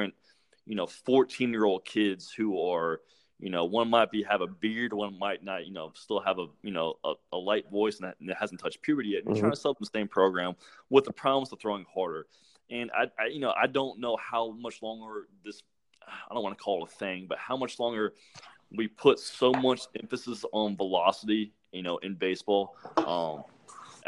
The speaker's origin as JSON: {"language": "English", "town": "Atlanta", "region": "Georgia", "country": "United States", "tie": "born or raised there", "said": "I grew up in Atlanta"}